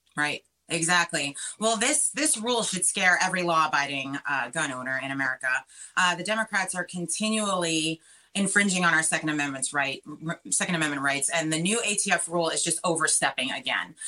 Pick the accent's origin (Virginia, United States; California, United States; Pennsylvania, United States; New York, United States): New York, United States; Long Island; now in Florida, United States; I grew up in Long Island. That's where I'm from.